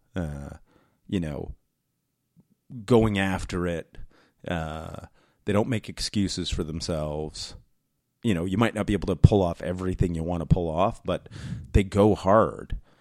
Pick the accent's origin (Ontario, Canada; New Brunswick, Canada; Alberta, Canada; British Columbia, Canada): New Brunswick, Canada; we lived in, like, rural New Brunswick, Um, it's where I was raised